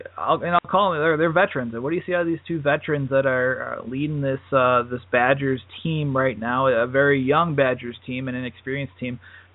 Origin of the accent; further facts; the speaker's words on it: Milwaukee, Wisconsin, United States; I'm from Milwaukee, so I grew up watching the Panthers and Marquette.